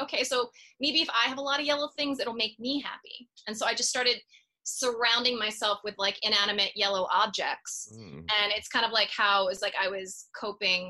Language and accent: English; Norristown, Pennsylvania, United States; moved away as an adult; now in New York City, United States; I was born in Norristown, Pennsylvania, which is right outside of Philly